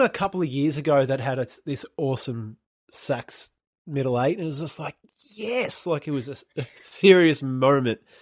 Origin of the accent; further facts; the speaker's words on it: Australia; accent: Australian; my Australian accent